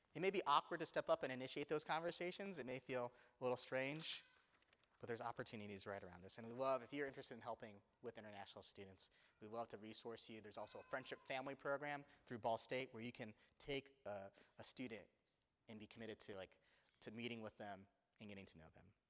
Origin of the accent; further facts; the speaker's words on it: Indiana, United States; I grew up in Indiana